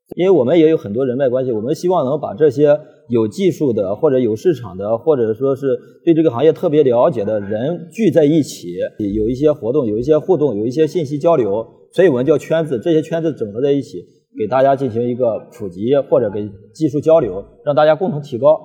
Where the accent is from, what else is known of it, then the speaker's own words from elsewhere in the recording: China; 我们中国人